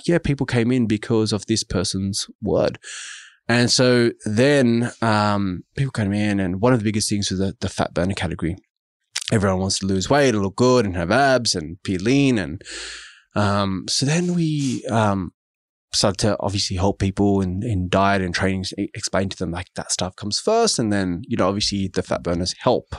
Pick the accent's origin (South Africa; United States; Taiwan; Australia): Australia; Sydney, New South Wales; I grew up in Auburn, which is in the western suburbs of Sydney.